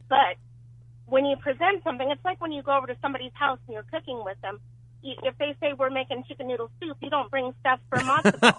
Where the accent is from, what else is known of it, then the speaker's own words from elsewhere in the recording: Alabama, United States; I'm from Alabama. My family is from Alabama, the heart of civil rights.